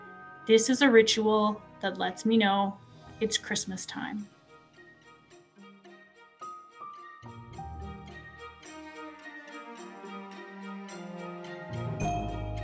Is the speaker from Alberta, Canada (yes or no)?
yes; Edson, Alberta, Canada; I grew up in Edson, Alberta, a small town in the foothills of the Rocky Mountains.